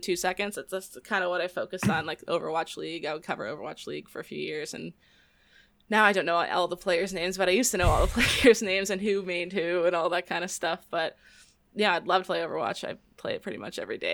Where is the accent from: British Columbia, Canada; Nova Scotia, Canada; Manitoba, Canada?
Nova Scotia, Canada; Halifax; I'm from a place called Halifax that no one knows